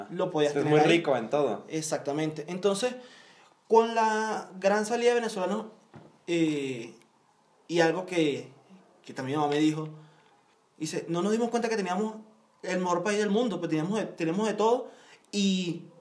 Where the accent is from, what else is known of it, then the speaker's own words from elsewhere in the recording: Valencia, Carabobo, Venezuela; somos de Valencia